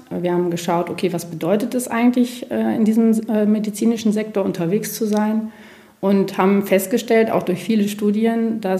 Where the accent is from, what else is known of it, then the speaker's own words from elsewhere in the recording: North Rhine-Westphalia, Germany; Ich bin ein Münsterlandei durch die Recherche, weil das Konzept ist eben unser Münsterland.